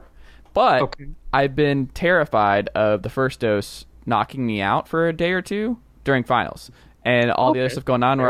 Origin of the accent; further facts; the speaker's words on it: Georgia, United States; growing up in Georgia